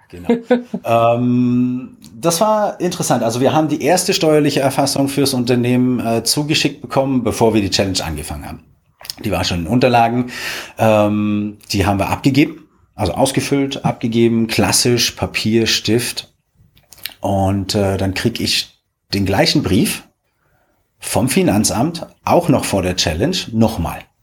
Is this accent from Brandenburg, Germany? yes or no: yes; Potsdam, Brandenburg, Germany; moved away; ich komme ja ursprünglich aus Potsdam